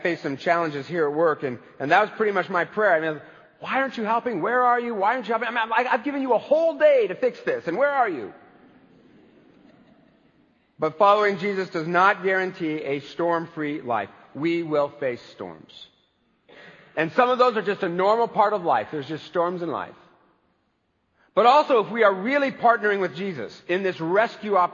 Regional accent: United States; I am an American baby boomer

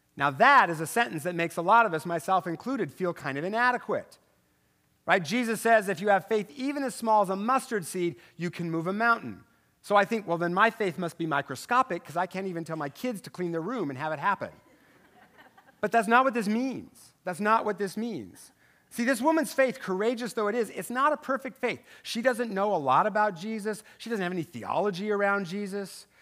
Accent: Tri-Cities, Washington, United States; moved away; I'm from over there, okay? I know, I'm from the Tri City

